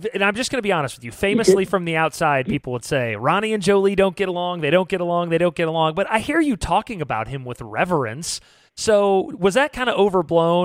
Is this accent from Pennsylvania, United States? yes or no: no; Midwest, near Fairbury, Illinois, United States; growing up in the Midwest